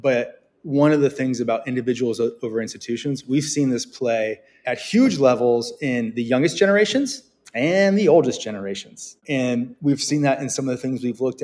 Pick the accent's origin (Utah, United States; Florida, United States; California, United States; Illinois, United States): California, United States; Bay Area, Silicon Valley; born or raised there; moved away as an adult; now in New York, United States